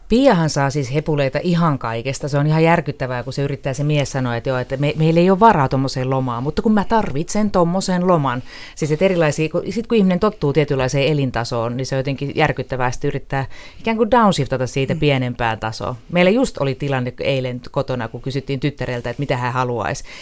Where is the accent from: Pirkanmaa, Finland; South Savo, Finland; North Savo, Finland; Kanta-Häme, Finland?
Kanta-Häme, Finland; Riihimäki; itsehän olen riihimäkeläinen